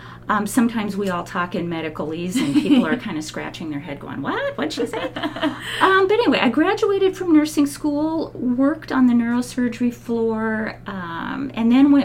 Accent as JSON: {"language": "English", "town": "Albany", "region": "Oregon", "country": "United States", "tie": "born or raised there", "moved": "as an adult", "lives_now": "Salem, United States", "said": "I was born down in Albany, mm-hmm. and lived there most of my life, moved up here to Salem in 2005."}